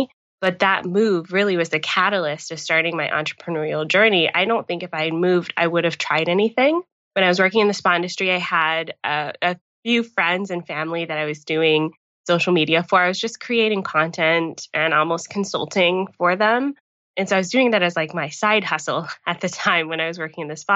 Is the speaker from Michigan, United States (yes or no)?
no; Atlanta, Georgia, United States; moved away as an adult; now in Niagara Falls, Canada; I'm from Atlanta, hot Atlanta